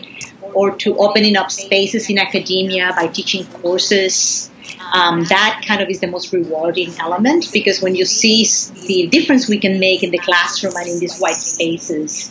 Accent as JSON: {"language": "English", "country": "Puerto Rico", "tie": "born or raised there", "said": "I grew up in Puerto Rico and in a countryside."}